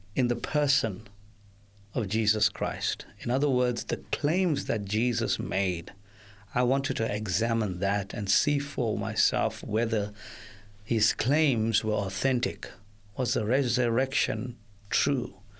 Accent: South Africa; I witnessed growing up in South Africa

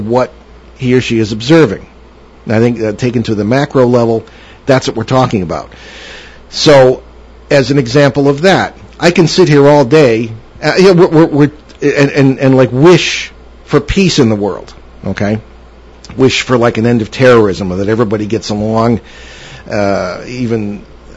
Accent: Connecticut, United States; now in Rhode Island, United States; I'm from Connecticut originally

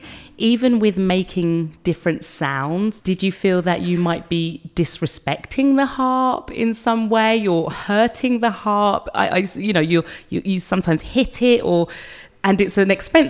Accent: London, United Kingdom; my hometown of London

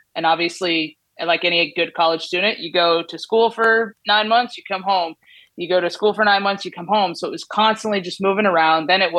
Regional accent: Southern California, United States; moved away as an adult; also born or lived in West Virginia; the thing about growing up in Southern California is we don't have college towns

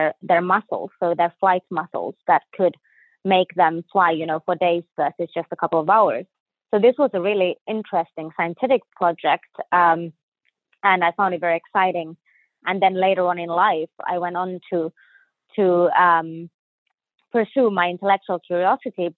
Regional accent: Finland; moved away as an adult; also born or lived in Sweden / Houston, United States; now in Jacksonville, United States; I was born in Finland, so in North Europe.

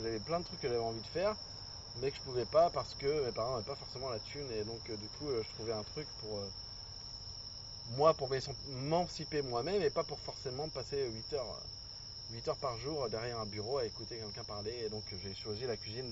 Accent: Angoulême, Nouvelle-Aquitaine, France; moved away as an adult; now in Japan; je suis d'Angoulême à la base

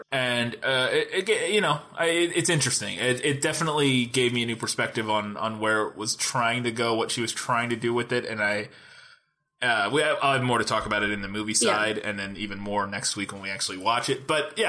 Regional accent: Missouri, United States; Since we are from Missouri and live in small town Missouri.

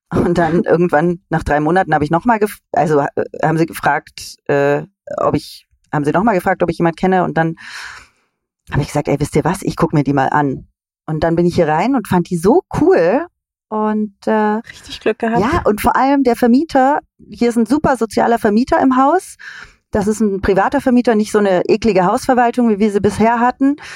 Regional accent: Southern Germany, Germany; born there; now in Berlin, Germany; ich bin in Süddeutschland geboren.

